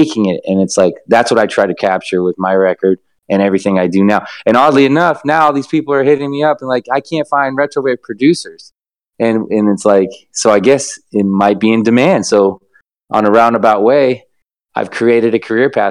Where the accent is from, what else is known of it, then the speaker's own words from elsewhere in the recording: Los Angeles, California, United States; I am from Los Angeles, grew up here